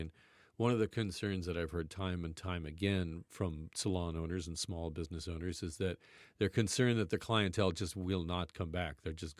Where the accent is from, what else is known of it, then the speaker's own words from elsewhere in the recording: Burlington, Ontario, Canada; I grew up in Burlington, by the way. I'm a Burlington native.